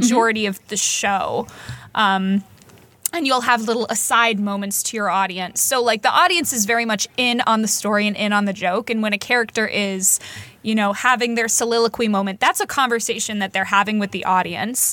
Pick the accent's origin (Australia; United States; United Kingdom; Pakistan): United States; I'm so American